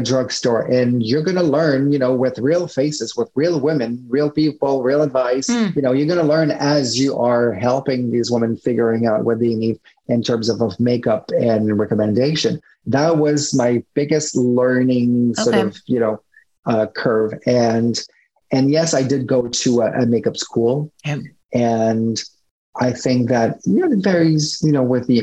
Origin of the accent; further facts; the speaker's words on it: Montreal, Quebec, Canada; first language French; English is a second language; moved away as an adult; also born or lived in Toronto / New York City; I'm Canadian. So I was based at the time in Montreal. Then I moved to Toronto. For, you know, because English is not my first language, you know, my accent here and there, French is my first language